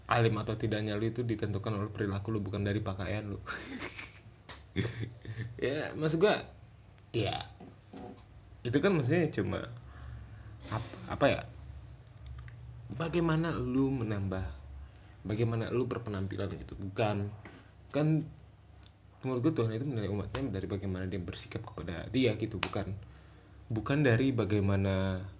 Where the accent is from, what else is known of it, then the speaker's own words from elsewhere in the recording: Bogor, West Java, Indonesia; gue kan dari Bogor ya Bogor tuh dibilang kota hujan tapi sebenarnya sebenarnya bukan Bogor kota hujan yang benar tuh Cisarua kota hujan